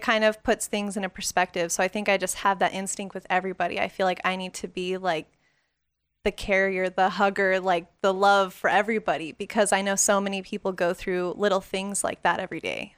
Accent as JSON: {"language": "English", "town": "Las Vegas", "region": "Nevada", "country": "United States", "tie": "born or raised there", "said": "growing up in Vegas"}